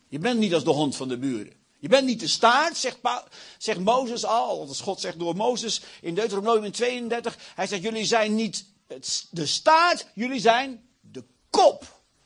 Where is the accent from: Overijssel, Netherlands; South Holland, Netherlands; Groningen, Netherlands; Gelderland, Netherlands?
Gelderland, Netherlands; Achterhoek; Ik kom uit de Achterhoek.